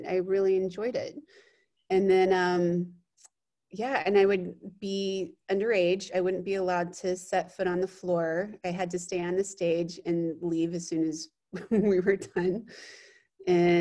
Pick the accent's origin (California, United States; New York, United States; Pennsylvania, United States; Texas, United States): Texas, United States; Austin; moved away as an adult; I grew up in Austin, Texas, and lived there until I was 18